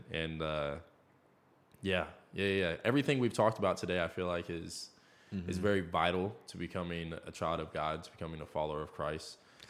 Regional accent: Iowa, United States; moved away as an adult; now in Kansas City, United States

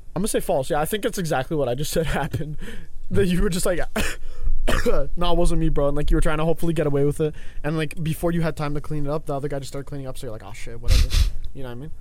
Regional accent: Canada; I'm Canadian

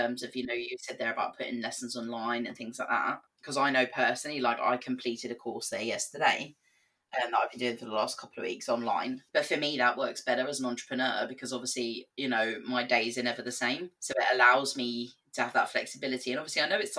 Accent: England, United Kingdom; moved away as an adult; also born or lived in Belfast; now in Northern Ireland, United Kingdom; I left school when I was 16, went to college in England. We didn't have a sixth form, so I went on to college and did my A-levels. And then obviously you can hear I'm not from Northern Ireland. So I moved over here when I was 19.

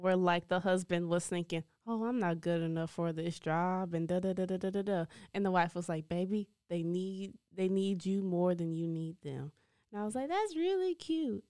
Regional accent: Lancaster, Texas, United States; Lancaster is, like, where I'm from.

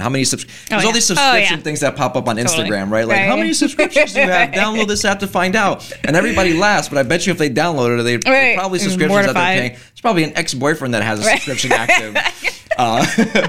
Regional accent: Kearny, New Jersey, United States; my dad owned the barbecue right in town where I was in high school

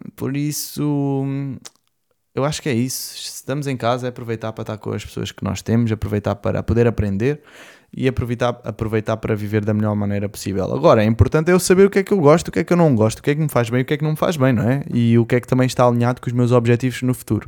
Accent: Portimão, Algarve, Portugal; also born or lived in Lisbon; eu nasci em Lisboa, depois com mais ou menos dois anos eu vim para Portimão, onde eu fiz cá toda a minha escola e a minha adolescência

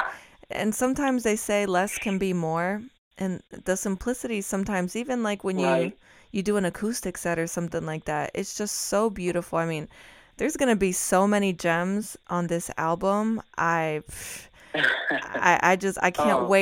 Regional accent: outskirts of Madrid, Community of Madrid, Spain; I'm Spanish, I'm from Spain, the outskirts of Madrid

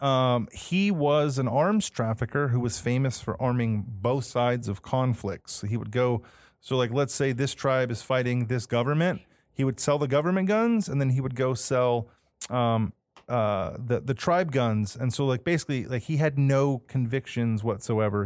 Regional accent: Manteca, California, United States; I grew up in Manteca, California.

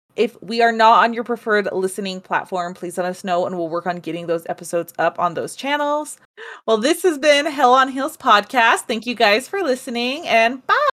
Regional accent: United States; I am very American

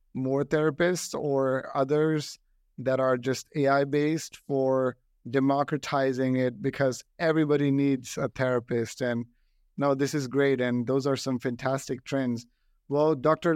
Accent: New Delhi, Delhi, India; now in United States; I grew up in New Delhi

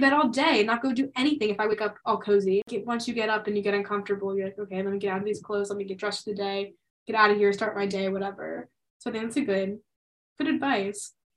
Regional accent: Pennsylvania, United States; moved away; in my hometown, so in Pennsylvania

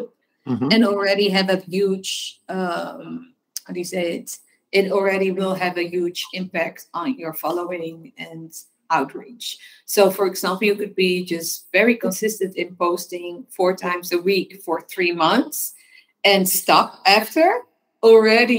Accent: Amsterdam, North Holland, Netherlands; I'm born and raised in Amsterdam

